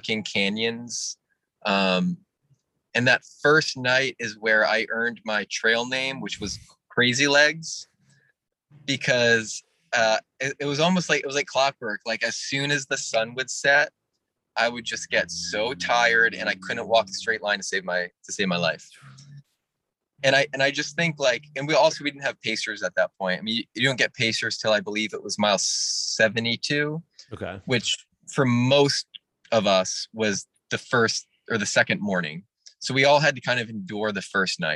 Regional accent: New England, Vermont, United States; I'm from New England, so like I'm used to like really good foliage, and I don't think I have seen foliage that beautiful since I was like a kid in Vermont

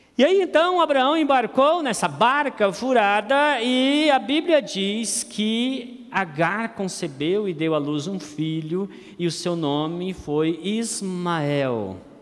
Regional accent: Campo Grande, Mato Grosso do Sul, Brazil; eu sou de Campo Grande

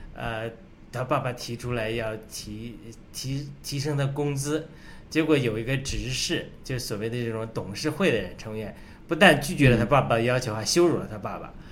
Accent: China; 我们中国人深受共产党迫害的

